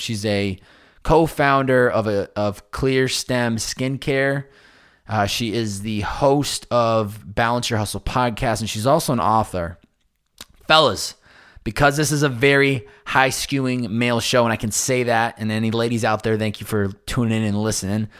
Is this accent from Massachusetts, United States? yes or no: yes; Massachusetts, United States; now in Southern California, United States; growing up on the Northeast, A K A Massachusetts